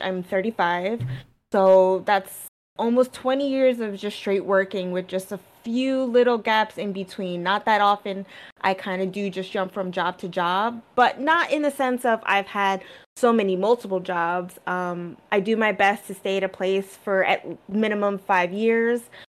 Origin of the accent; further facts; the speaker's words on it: United States; also born or lived in New Jersey; growing up in New York and Jersey on the East Coast